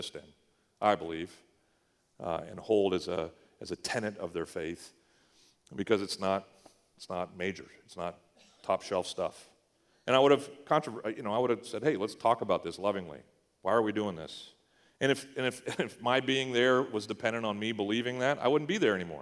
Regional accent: Eastern Canada, Canada; moved away; we grew up in Eastern Canada

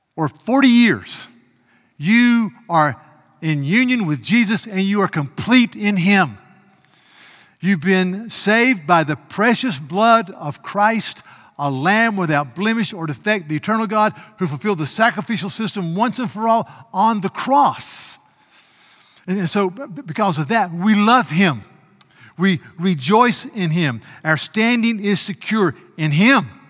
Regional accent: United States; I had the privilege of being an American

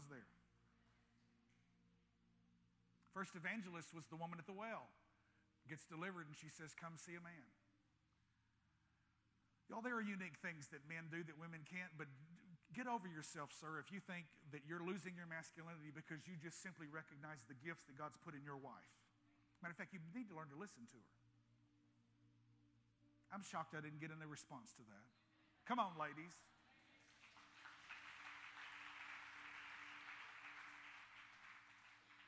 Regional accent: United States; in America, we have no concept of how blessed we are.

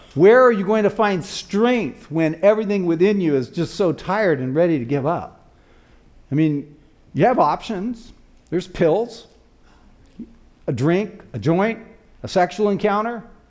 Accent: Tucson, Arizona, United States; also born or lived in Flagstaff, Arizona; my hometown, which was in Tucson, Arizona

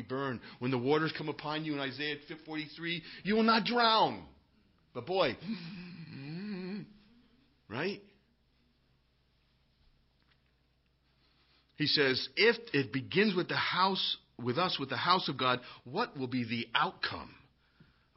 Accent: United States; being an American

